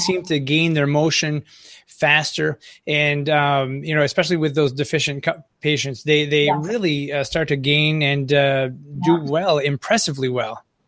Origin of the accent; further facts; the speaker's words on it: northern Maine, United States; accent: Franco-American; I live on the Canadian border up here in northern Maine, we're pretty secluded